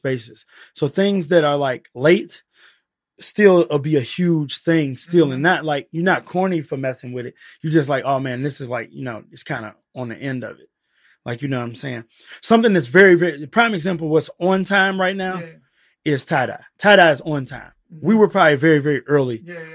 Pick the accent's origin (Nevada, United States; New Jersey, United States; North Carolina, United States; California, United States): California, United States; Inglewood; I grew up in Inglewood.